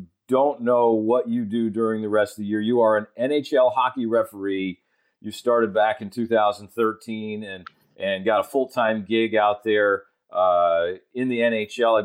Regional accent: South Florida, United States; I grew up in South Florida

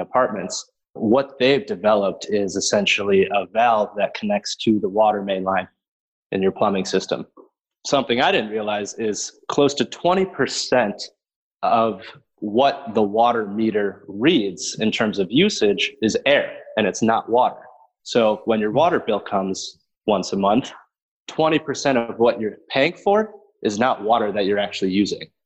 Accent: Chicago, Illinois, United States; also born or lived in Burlington, Vermont; I am born and raised in Chicago

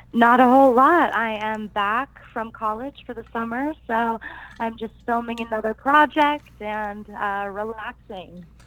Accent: Tulsa, Oklahoma, United States; I am originally from Tulsa, Oklahoma

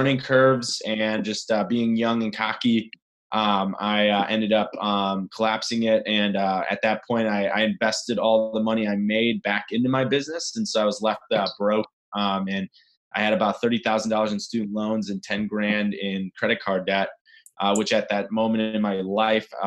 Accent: Chicago, Illinois, United States; I grew up actually in Chicago. I'm actually a Midwesterner

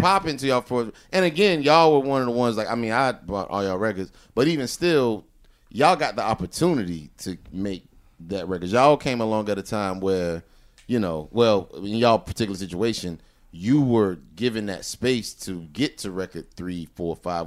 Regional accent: the South, United States; I'm from the South

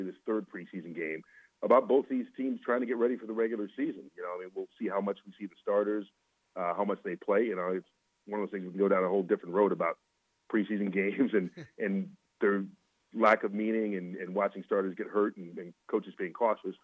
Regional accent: Atlanta, Georgia, United States; I grew up in Atlanta

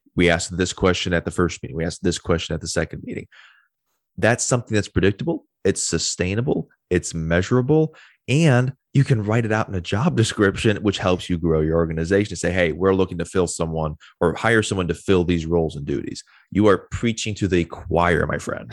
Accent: Wisconsin, United States; moved away as an adult; I'm originally from Wisconsin, got down here ten years ago, moved here as fast as I could

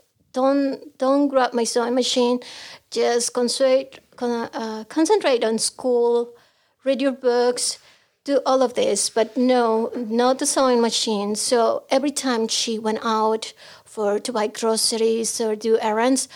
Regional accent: Tijuana, Baja California, Mexico; English is a second language; moved away as an adult; also born or lived in Mexico City; now in United States; I'm from Mexico. I was born in Mexico City, but I grew up in Tijuana

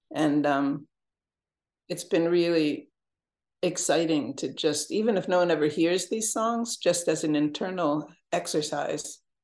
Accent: Jamestown, New York, United States; moved away as an adult; I went back to Jamestown, my hometown, to work with the guys.

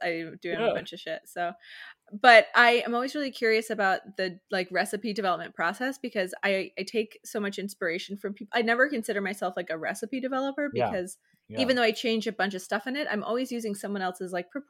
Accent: Boston, Massachusetts, United States; I'm from the Boston area originally, so I saw it.

